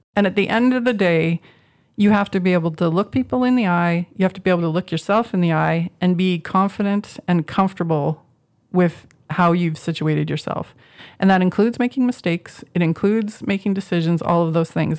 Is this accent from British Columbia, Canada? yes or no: no; Moose Jaw, Saskatchewan, Canada; moved away as an adult; also born or lived in Regina; I grew up in the prairies, I grew up in Moose Jaw. I spent my whole basically from 3 to 18